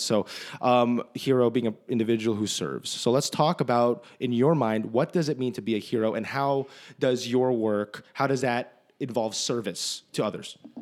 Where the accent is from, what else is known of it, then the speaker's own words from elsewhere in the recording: New Jersey, United States; moved away; we're both from New Jersey.